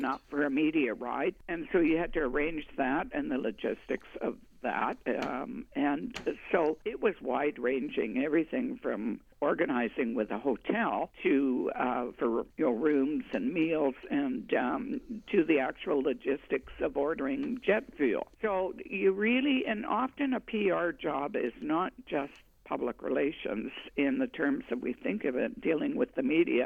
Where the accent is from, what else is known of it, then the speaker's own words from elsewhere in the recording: Winnipeg, Manitoba, Canada; moved away as an adult; also born or lived in Toronto; I grew up in Winnipeg, but left when I got married and lived in Toronto for actually 23 years